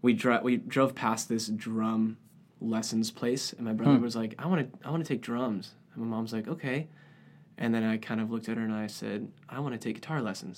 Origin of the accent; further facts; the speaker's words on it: San Diego, California, United States; So I grew up in San Diego, California, with parents who love music.